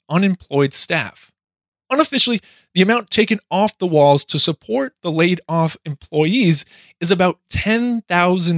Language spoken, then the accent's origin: English; New Hampshire, United States; my home state of New Hampshire